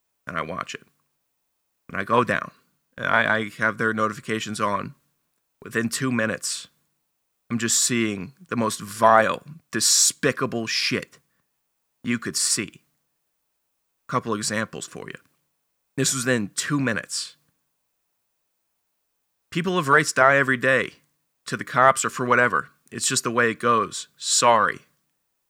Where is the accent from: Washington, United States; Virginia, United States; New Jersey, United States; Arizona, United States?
Virginia, United States; Northern; I'm from Northern Virginia